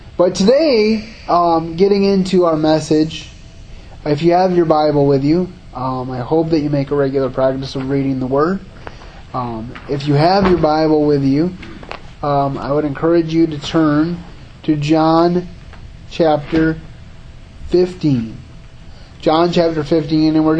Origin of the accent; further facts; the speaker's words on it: Grand Rapids, Michigan, United States; also born or lived in Howard City, Michigan; I grew up in the Grand Rapids area, and then I moved a little north of Grand Rapids, about 45 minutes north of Grand Rapids, so about an hour away from here, to a little town called the village of Howard City